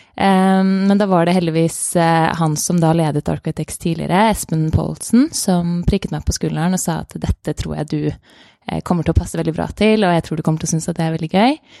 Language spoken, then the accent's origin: Norwegian; Norway; moved away as an adult; also born or lived in Denmark; now in London, United Kingdom; sommerjobber her hjemme i Norge